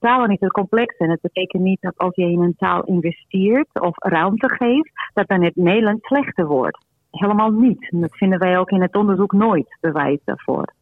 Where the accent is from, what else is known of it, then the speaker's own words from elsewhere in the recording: Portugal; now in Netherlands; ik kom uit Portugal, wij spreken Portugees met elkaar